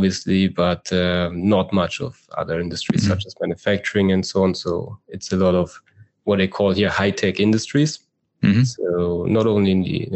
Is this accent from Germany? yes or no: yes; Berlin, Germany; moved away as an adult; now in Israel; I am from Germany, as you say, and I do live in Israel because my wife is from here